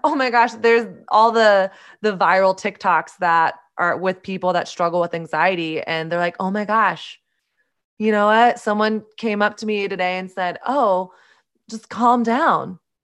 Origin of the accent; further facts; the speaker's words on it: the South, United States; I grew up in Southern conservative evangelical culture